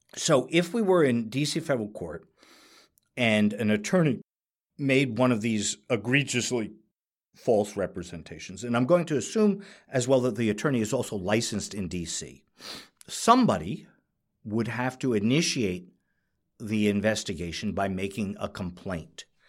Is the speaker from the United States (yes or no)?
yes; New York, United States; I'm a New Yorker